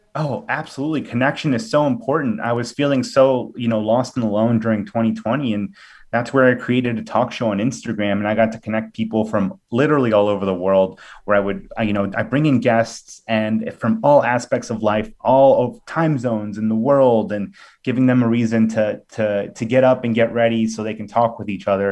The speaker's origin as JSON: {"language": "English", "town": "Villa Park", "region": "Illinois", "country": "United States", "tie": "born or raised there", "said": "I'm from Villa Park, Illinois, home of Portillo's and the band …"}